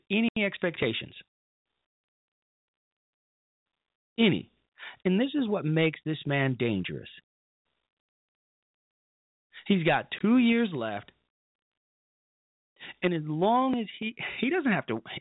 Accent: Chicago, Illinois, United States; moved away; my hometown of Chicago in a little area called Hyde Park

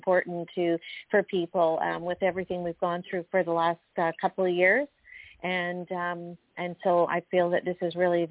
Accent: British Columbia, Canada; I'm from British Columbia, Canada

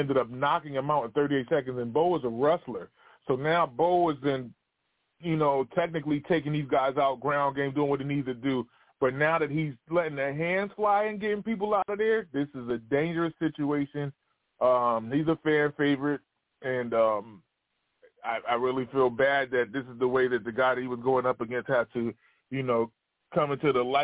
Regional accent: United States; I'm American

